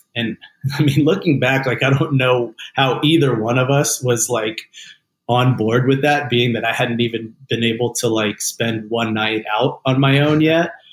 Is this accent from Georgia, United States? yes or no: yes; Atlanta, Georgia, United States; also born or lived in North Carolina; my dad grew up in the in the South in Atlanta, uh, which is where I grew up as well.